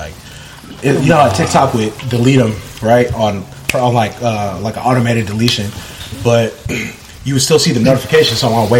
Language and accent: English; Union City, California, United States; growing up in Union City, everyone I grew up with was not Filipino. It wasn't sectioned off. Everyone, like my neighbor would be Indian or Vietnamese and Pali. Like I grew up with every single person.